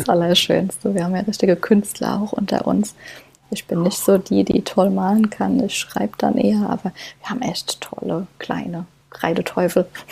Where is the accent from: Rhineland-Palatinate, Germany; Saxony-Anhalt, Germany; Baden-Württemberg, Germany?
Rhineland-Palatinate, Germany; Kaiserslautern; moved away as an adult; also born or lived in Stuttgart / Frankfurt; gebürtige Lauterin und ja, lebe hier jetzt mit meinem Mann und meiner Tochter schon jahrelang